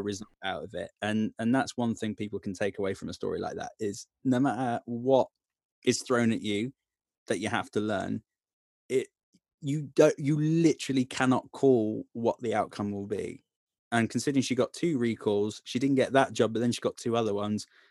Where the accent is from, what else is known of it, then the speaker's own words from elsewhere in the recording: Tamworth, West Midlands, United Kingdom; from Cyprus back to stay in Tamworth